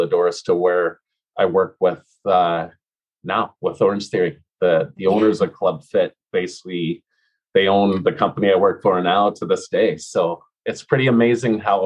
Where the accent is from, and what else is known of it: Ontario, Canada; born or raised there; moved away as an adult; also born or lived in Alberta / Edmonton / Vancouver